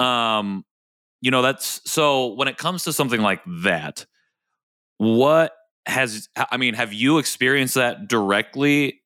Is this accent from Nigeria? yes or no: no; Indiana, United States; I grew up here in Indiana